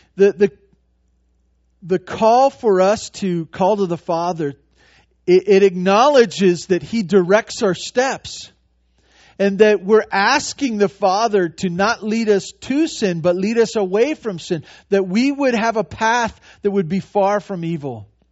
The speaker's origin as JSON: {"language": "English", "town": "Santa Barbara", "region": "California", "country": "United States", "tie": "born or raised there", "said": "I grew up in Santa Barbara."}